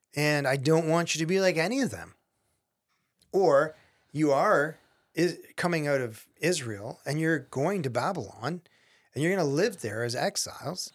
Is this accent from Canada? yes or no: yes; Canada; I'm Canadian.